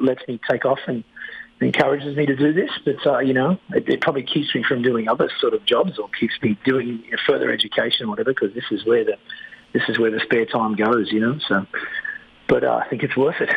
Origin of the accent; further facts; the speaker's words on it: Australia; moved away as an adult; now in Quebec, Canada; I'm from Australia. I moved here a couple of years ago